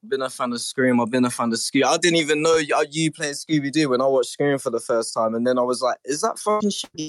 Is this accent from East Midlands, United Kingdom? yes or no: yes; Northampton, East Midlands, United Kingdom; I'm from Northampton, isn't it? It's a little town in England.